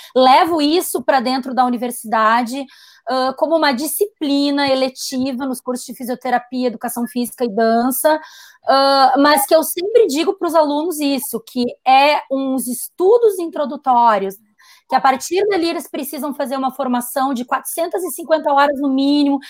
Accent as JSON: {"language": "Portuguese", "country": "Brazil", "said": "como brasileiro"}